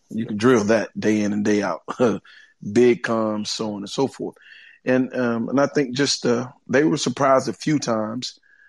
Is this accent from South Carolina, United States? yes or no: yes; South Carolina, United States; since I'm originally from South Carolina, and I live here in Greenville.